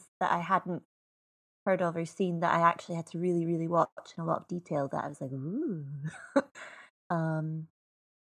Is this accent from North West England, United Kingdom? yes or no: no; Edinburgh, Scotland, United Kingdom; now in London, United Kingdom; I'm from Edinburgh, and I went to Catholic school